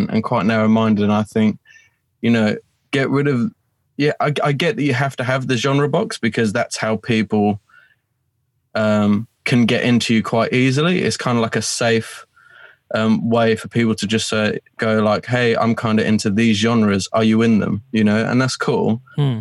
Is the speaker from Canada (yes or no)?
no; Colchester, East of England, United Kingdom; moved away as an adult; now in Romford, United Kingdom; I'm originally from Colchester. I'm not actually from London. It's in a county called Essex